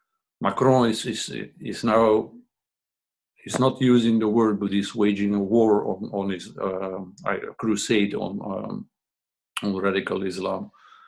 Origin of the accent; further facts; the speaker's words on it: Belgium; But then if we go to Morocco, they see us as Belgians, where we also don't fit in because we grew up in Belgium.